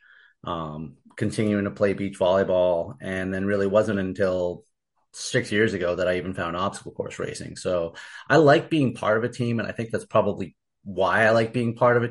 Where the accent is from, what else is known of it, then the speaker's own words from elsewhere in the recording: Martha's Vineyard, Massachusetts, United States; I grew up on Martha's Vineyard. For those who don't know, it's an island in Massachusetts